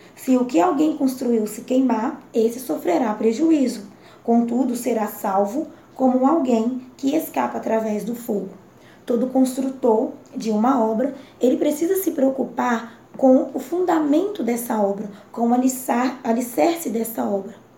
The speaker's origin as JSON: {"language": "Portuguese", "town": "Governador Valadares", "region": "Minas Gerais", "country": "Brazil", "said": "sou de Governador Valadares, Minas Gerais"}